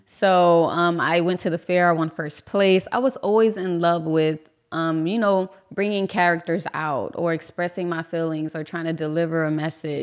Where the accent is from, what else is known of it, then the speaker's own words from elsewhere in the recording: Miami, Florida, United States; from Miami. Um, I grew up in Little Haiti